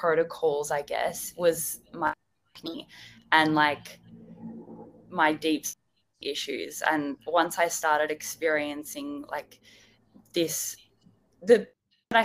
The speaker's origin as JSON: {"language": "English", "town": "Melbourne", "region": "Victoria", "country": "Australia", "said": "I'm from Melbourne as well"}